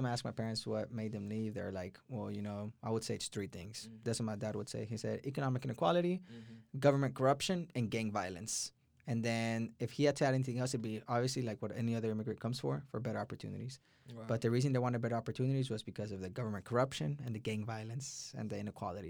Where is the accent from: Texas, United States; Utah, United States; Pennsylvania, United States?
Texas, United States; Houston; also born or lived in El Salvador; I was born in El Salvador, came down to Houston, Texas when I was one. So most of my life here in Texas.